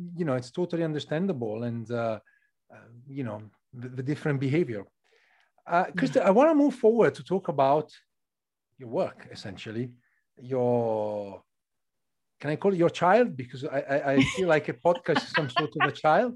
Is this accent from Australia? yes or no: no; northern Italy, Italy; from my place in north of Italy